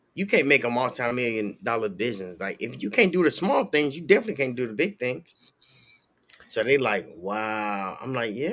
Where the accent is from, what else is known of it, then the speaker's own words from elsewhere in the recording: Chicago, Illinois, United States; now in Florida, United States; I grew up in Chicago